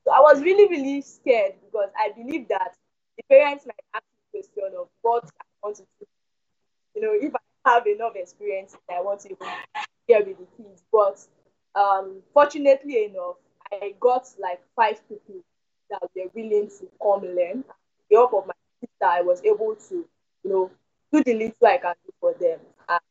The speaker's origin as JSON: {"language": "English", "region": "Lagos", "country": "Nigeria", "tie": "born or raised there", "said": "I was born in Lagos and brought up in Lagos"}